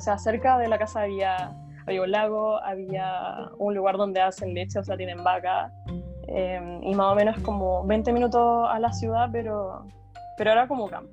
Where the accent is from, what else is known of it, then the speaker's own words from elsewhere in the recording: Viña del Mar, Valparaíso, Chile; moved away as an adult; also born or lived in Gothenburg, Sweden; now in Denmark; yo soy de Viña